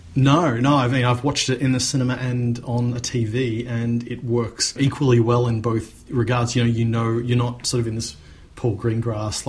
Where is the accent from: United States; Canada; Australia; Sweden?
Australia